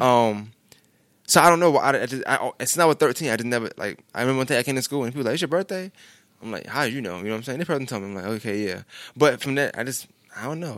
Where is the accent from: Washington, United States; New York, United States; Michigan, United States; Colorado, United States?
New York, United States; New York City; I'm from New York. I just, we never left Brooklyn.